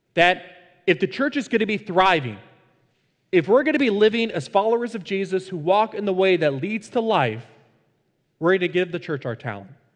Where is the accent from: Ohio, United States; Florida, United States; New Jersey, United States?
Florida, United States; Fort Lauderdale; the church that I was a part of growing up in Fort Lauderdale